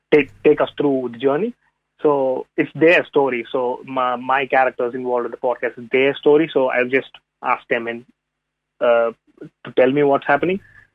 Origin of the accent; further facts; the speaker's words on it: India; first language Tamil; English is a second language; given my first language is not English, so it's always a point of I think in a different language. I think in Tamil, which is a southern Indian language.